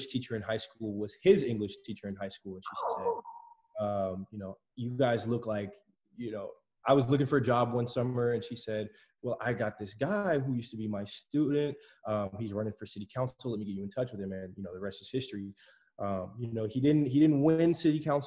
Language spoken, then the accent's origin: English; Clermont, Florida, United States; also born or lived in Chicago, Illinois; Moved to Claremont with my parents when I was about three in 2001. So I've been living in Claremont for about 18 years now